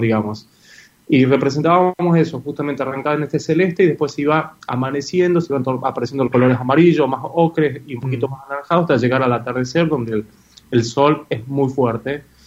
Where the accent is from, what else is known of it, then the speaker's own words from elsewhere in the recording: Catamarca, Argentina; moved away; also born or lived in Córdoba; cuando era chico, en Catamarca se duerme mucho la siesta, obviamente por el calor eh, que hacen la siesta, y yo no la dormía